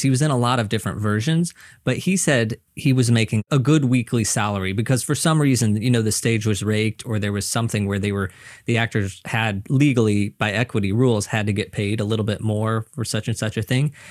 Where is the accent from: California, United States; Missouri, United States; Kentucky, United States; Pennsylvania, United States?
Missouri, United States; moved away as an adult; now in New York, United States; I'm originally from Missouri, so I moved here